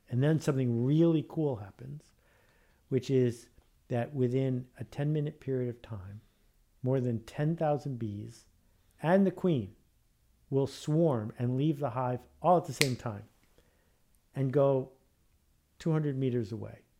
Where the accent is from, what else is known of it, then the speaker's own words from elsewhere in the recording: Buffalo, New York, United States; growing up in Buffalo, New York.